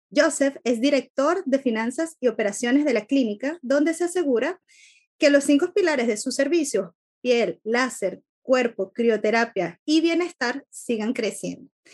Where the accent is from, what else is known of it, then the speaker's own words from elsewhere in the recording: Venezuela; un compatriota de mi tierra